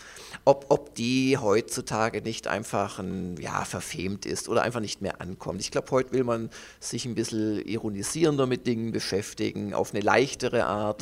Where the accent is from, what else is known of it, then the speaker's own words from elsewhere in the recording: Stuttgart, Baden-Württemberg, Germany; moved away as an adult; also born or lived in Munich; Obwohl ich aus Süddeutschland komme, also ich komme aus dem Schwäbischen, aus Stuttgart